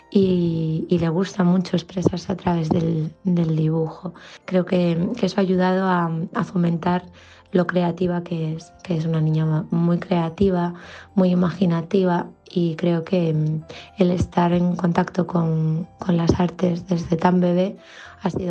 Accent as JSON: {"language": "Spanish", "town": "Vigo", "region": "Galicia", "country": "Spain", "moved": "yes", "lives_now": "Zaragoza, Spain", "said": "vivo en Zaragoza, aunque soy de Vigo."}